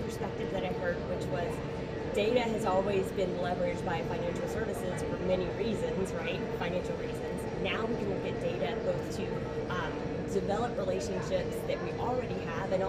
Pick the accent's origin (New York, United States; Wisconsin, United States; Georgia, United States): Georgia, United States; I am a native Georgian